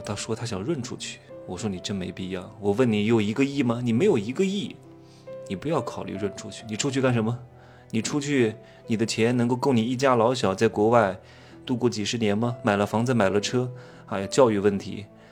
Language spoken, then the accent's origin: Chinese; China; 我们中国人